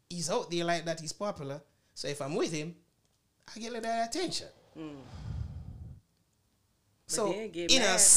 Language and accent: English; Jamaica; moved away; I'm from Jamaica